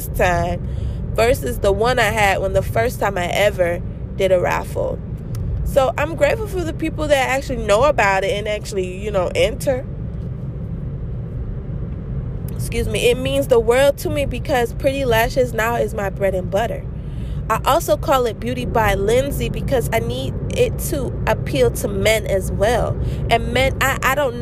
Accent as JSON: {"language": "English", "country": "St. Kitts & Nevis", "tie": "born or raised there", "moved": "yes", "lives_now": "United States", "said": "I'm American born, but I was not raised in America. St. Kitts and Nevis is my home."}